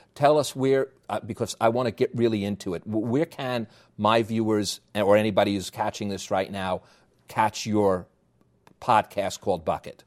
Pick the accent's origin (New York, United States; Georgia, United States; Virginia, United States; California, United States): New York, United States; accent: New York; my New York accent